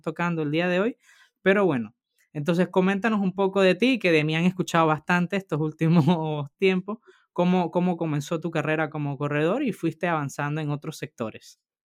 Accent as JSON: {"language": "Spanish", "country": "Venezuela", "moved": "yes", "lives_now": "Spain", "said": "Rodolfo y yo somos del mismo país, somos de Venezuela"}